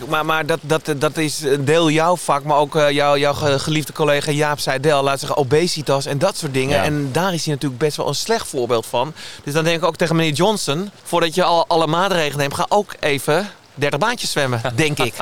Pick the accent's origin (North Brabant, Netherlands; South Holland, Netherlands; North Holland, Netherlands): North Holland, Netherlands; Amsterdam; Ik ben geboren in Amsterdam